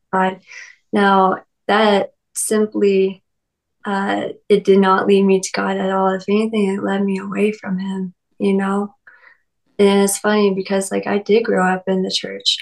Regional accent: Lexington, Kentucky, United States; I was raised in the Bible Belt. I'm from Lexington, Kentucky, and I've lived in a few small towns around that area.

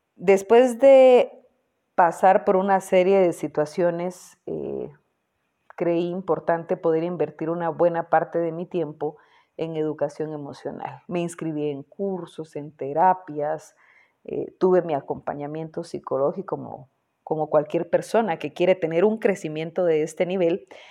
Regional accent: Guatemala; vivo en Guatemala, eh, fui productora y conductora de programas en mi país, Guatemala

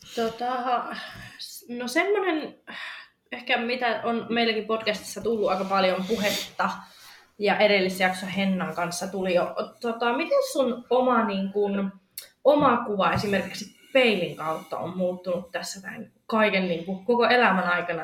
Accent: Rovaniemi, Lapland, Finland; mähän olen siis Rovaniemeltä

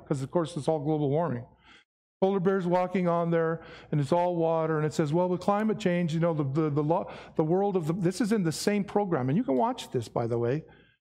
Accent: Mesquite, Nevada, United States; I'm from Nevada. Where are you from? Las Vegas? Well, no, little place outside of Vegas. Really? Where's that? Mesquite.

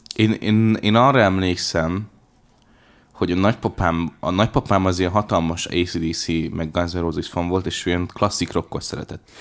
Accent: Hungary; én vidéki gyerek vagyok

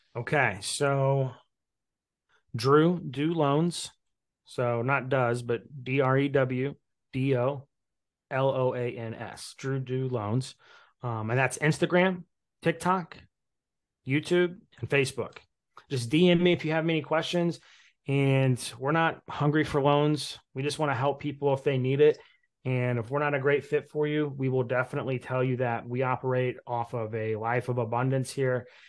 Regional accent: Indiana, United States; my first real investment property was a quadplex in Indiana, in my hometown

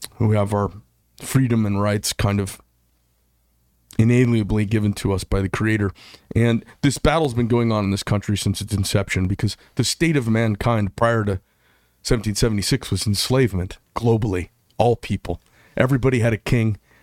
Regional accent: Scottsdale, Arizona, United States; Scottsdale, my hometown

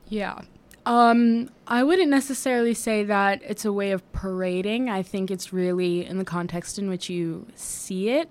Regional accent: Washington, District of Columbia, United States; also born or lived in New York; I am originally from New York. I grew up in Washington, D C, though.

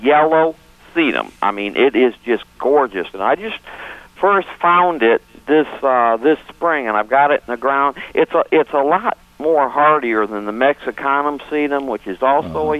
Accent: Franklin County, North Carolina, United States; I'm from Franklin County

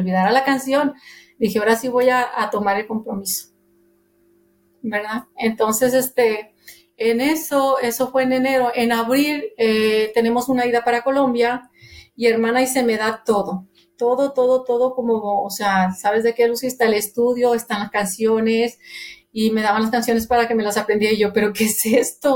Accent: Monterrey, Nuevo León, Mexico; soy de Monterrey, Nuevo León, México. Este, nacida allí en el mero centro de Monterrey

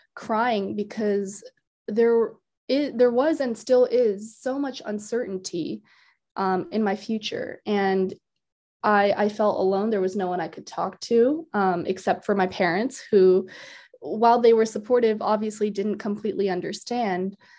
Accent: Iowa, United States; also born or lived in India; I've been in Iowa for most of my life

